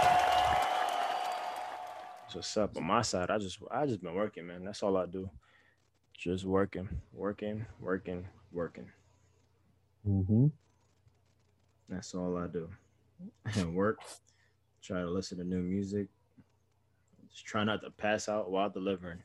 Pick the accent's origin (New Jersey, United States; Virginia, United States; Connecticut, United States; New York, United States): New York, United States; New York City; I'm from Brooklyn